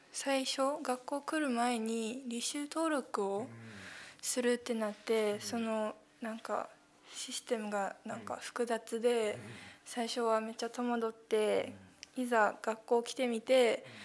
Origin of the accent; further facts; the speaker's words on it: Guangdong, China; also born or lived in Japan / Hong Kong; 日本で生まれたんですけど、生まれてすぐに中国に引っ越して、広東省で約6年間勉強してその後香港で7年間現地校で勉強してました